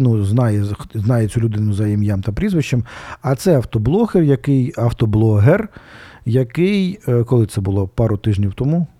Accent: Kharkiv, Kharkiv Oblast, Ukraine; це моя просто це моя мала батьківщина, одна з моїх малих батьківщин Одеська

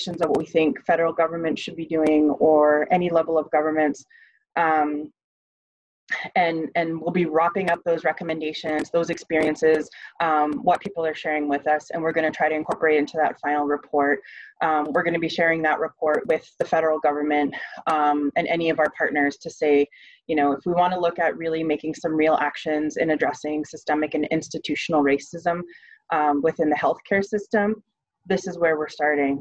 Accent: Northern Ontario, Canada; now in Ottawa, Canada; I'm originally from Northern Ontario

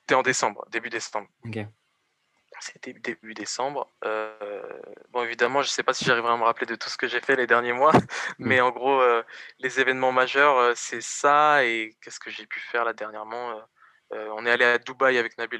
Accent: Évry, Île-de-France, France; Bon, bah alors moi j'ai grandi à Évry. Donc je suis né à Évry

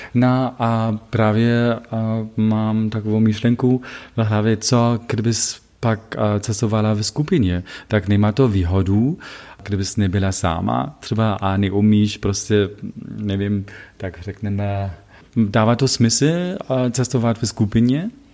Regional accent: Wittenberg, Saxony-Anhalt, Germany; Czech is a second language; moved away; also born or lived in Leipzig; pocházím, jak víš, z Wittenbergu. Wittenberg není ve Sasku, ale ve Sasku Anhaltsku

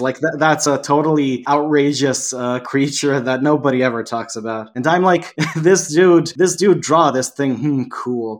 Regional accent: Serbia; English is a second language; also born or lived in Canada; I was here in my home country

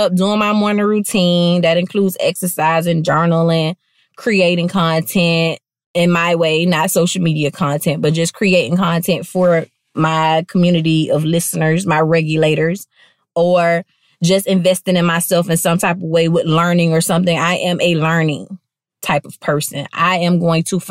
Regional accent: Palm Beach, Florida, United States; I'm from Palm Beach

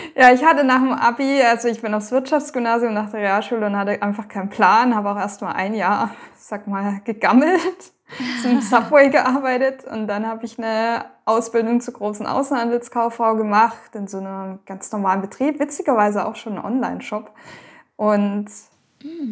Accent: Baden-Württemberg, Germany; also born or lived in Thuringia; now in Lower Franconia, Germany; Ich komme ursprünglich also ganz ursprünglich aus Thüringen, da bin ich geboren, aufgewachsen in Baden-Württemberg und gerade bin ich in Unterfranken bei Würzburg, Schweinfurt

